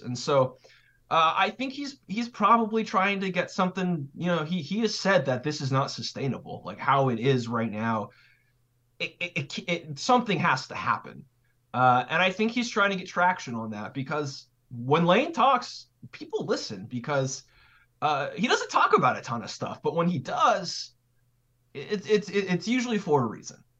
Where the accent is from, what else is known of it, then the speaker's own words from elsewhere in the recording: California, United States; moved away; also born or lived in Idaho / Wyoming / Boise; I'm from California, so, and, but I lived in, like, Mountain West territory, so, like, Idaho, Wyoming